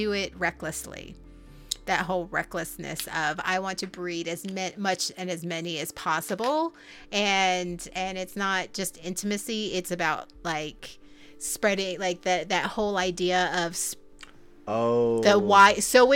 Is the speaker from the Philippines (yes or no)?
yes; Philippines; As a Filipino